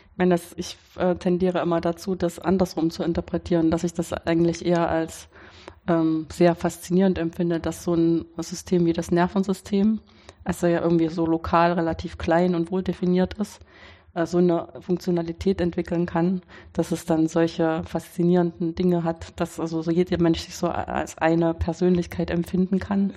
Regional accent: Weimar, Thuringia, Germany; now in Karlsruhe, Germany; ich bin in Weimar, das ist meine Heimatstadt

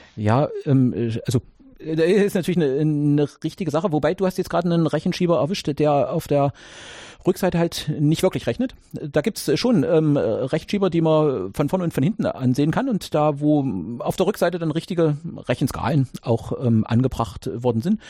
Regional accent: GDR, East Germany, Germany; ihr merkt es an meiner Sprache, ich komme ja aus der DDR oder jeweils mhm. äh, da geboren, mhm. da zur Schule.

